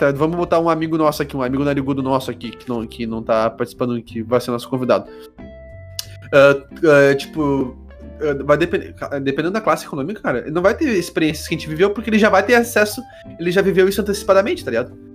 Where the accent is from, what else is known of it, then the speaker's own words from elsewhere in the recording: South Region, Brazil; a gente não pode esquecer que a gente é privilegiado porque a gente é branco e a gente é sulista.